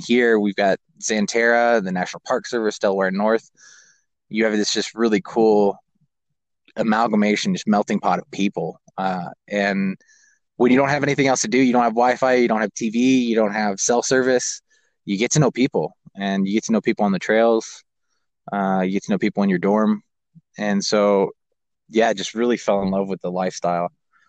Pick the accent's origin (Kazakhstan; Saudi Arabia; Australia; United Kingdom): Kazakhstan; Growing up where I grew up in Kazakhstan, we were at the base of, 13,000 to 23,000 foot peaks.